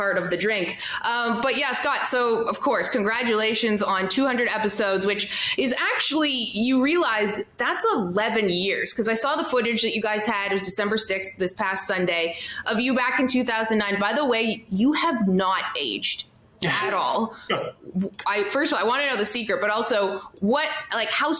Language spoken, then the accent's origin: English; Canada; now in Toronto, Canada; I'm Canadian